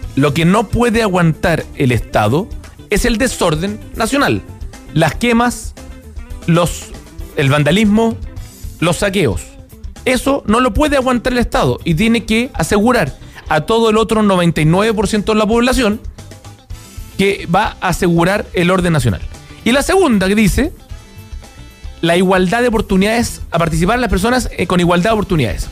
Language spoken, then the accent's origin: Spanish; Chile; como chilenos